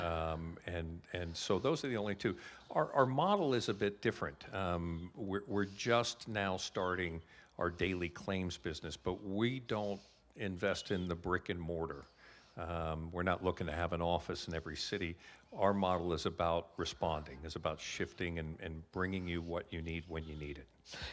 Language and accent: English; United States; moved away as an adult; also born or lived in Calgary, Canada; now in Canada; I'm obviously, with my accent, originally from the States